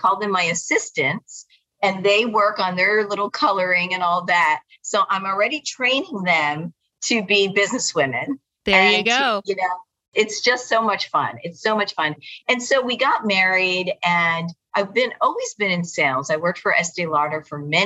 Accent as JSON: {"language": "English", "region": "South Florida", "country": "United States", "tie": "born or raised there", "also_born_or_lived": "New Jersey", "said": "I was raised in South Florida"}